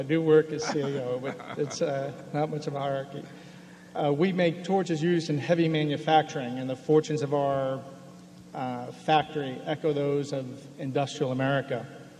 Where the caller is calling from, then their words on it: Hanover, New Hampshire, United States; I'm here today from Hanover, New Hampshire.